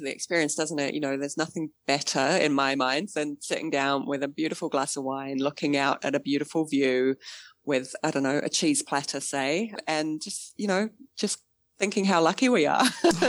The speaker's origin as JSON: {"language": "English", "region": "England", "country": "United Kingdom", "tie": "born or raised there", "moved": "as an adult", "lives_now": "Auckland, New Zealand", "said": "and I grew up in England"}